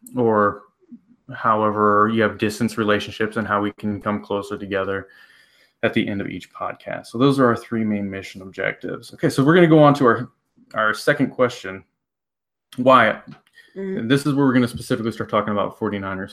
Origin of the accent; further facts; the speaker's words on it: Iowa, United States; We're from Iowa